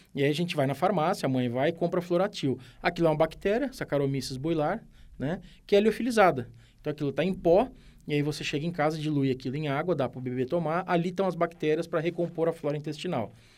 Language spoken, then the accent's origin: Portuguese; São Carlos, São Paulo, Brazil; eu sou de São Carlos